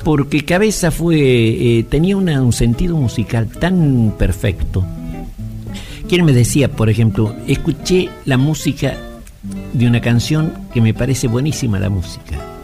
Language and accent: Spanish; Payogasta, Salta, Argentina; moved away; Yo viví, me crié en Payugasta